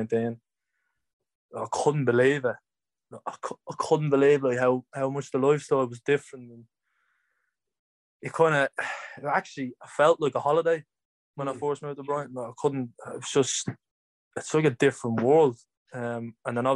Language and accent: English; Dublin, Leinster, Ireland; moved away; I'm from Cabra